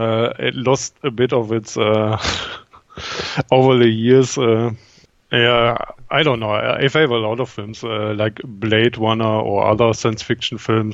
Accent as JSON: {"language": "English", "region": "western Germany", "country": "Germany", "accent": "German", "second_language": "English", "moved": "as an adult", "lives_now": "Berlin, Germany", "said": "I'm from Western Germany and now living in Berlin since a few years."}